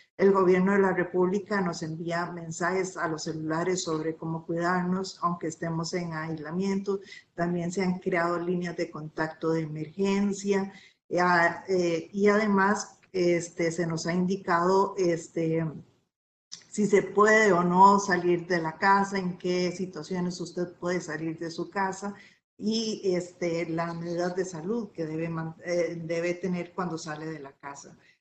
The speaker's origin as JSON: {"language": "Spanish", "country": "Costa Rica"}